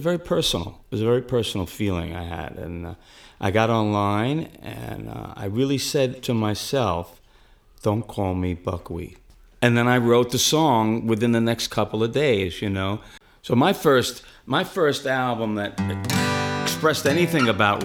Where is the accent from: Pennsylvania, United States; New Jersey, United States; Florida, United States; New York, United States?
New York, United States; New York City; I was born in Coney Island Hospital. I grew up very close to Coney Island, Brighton Beach